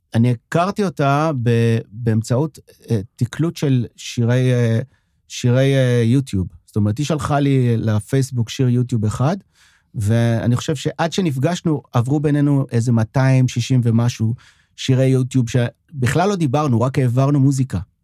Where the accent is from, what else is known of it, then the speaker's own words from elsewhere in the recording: Sderot, Southern District, Israel; first language French; Hebrew is a second language; now in Tel Aviv, Israel; אני בא מהנגב, שדרות זה בנגב